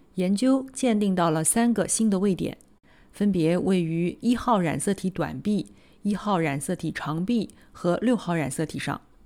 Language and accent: Chinese; Nanjing, Jiangsu, China; 我来自南京，读完博士在三甲医院的心脏科干了七年